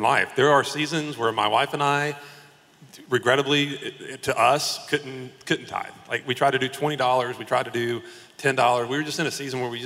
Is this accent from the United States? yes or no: yes; South Carolina, United States; I'm from South Carolina